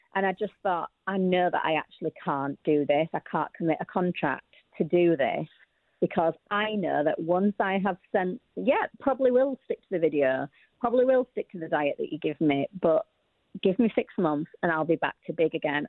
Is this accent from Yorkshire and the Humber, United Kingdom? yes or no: yes; Yorkshire and the Humber, United Kingdom; I came from Yorkshire, which is a million years from London